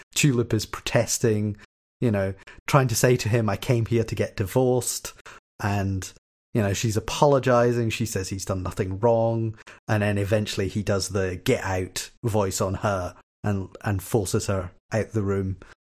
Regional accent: Glasgow, Scotland, United Kingdom; accent: Kelvinside; my accent is very sort of muted, uh, sort of th, what we would call here a Kelvin side accent

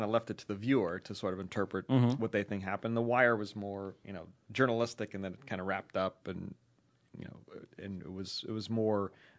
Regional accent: Israel; English is a second language; from Israel, the 972 ? Listener number 9, I guess.

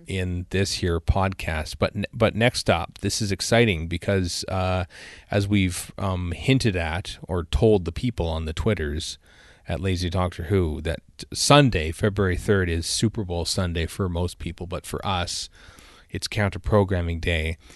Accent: Cambridge, Alberta, Canada; I went to the library in my hometown of Cambridge, Alberta

